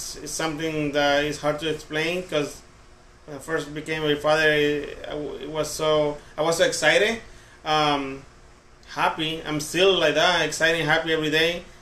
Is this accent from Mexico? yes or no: yes; Pacific coast, Mexico; moved away; I'm Hispanic. I come from Mexico, from the Pacific also